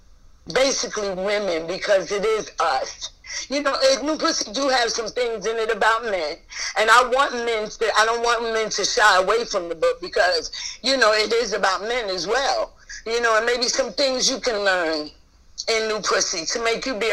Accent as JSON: {"language": "English", "region": "New York", "country": "United States", "moved": "yes", "lives_now": "Atlanta, United States", "said": "I'm really from New York"}